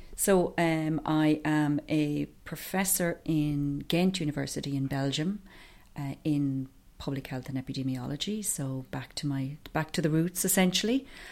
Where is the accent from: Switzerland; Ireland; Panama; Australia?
Ireland; County Offaly, Leinster; now in County Wicklow, Ireland; I'm originally from County Offaly, but I have lived in County Wicklow for over twenty years now.